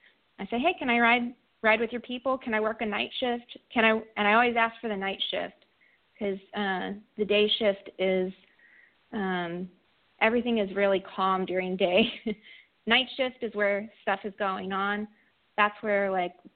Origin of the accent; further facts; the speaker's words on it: California, United States; moved away; I'm from California, and most of my friends from back home are in fire service.